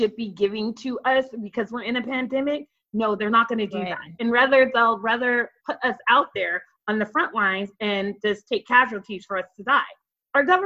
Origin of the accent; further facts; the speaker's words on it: California, United States; moved away as an adult; now in Atlanta, United States; I am from California. I will always be a Californian